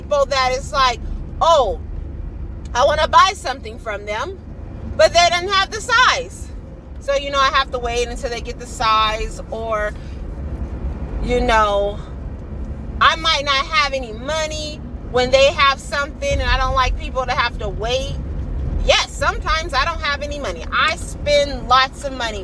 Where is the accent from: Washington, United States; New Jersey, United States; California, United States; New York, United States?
California, United States; I am from California